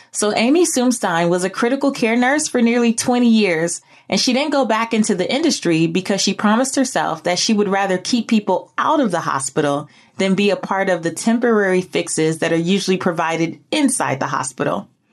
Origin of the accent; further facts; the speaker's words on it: Belize; moved away; I'm from Belize